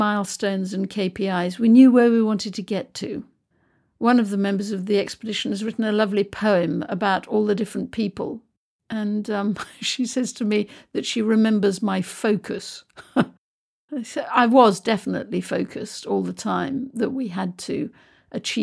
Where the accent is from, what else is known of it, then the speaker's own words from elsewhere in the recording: United Kingdom; I'm British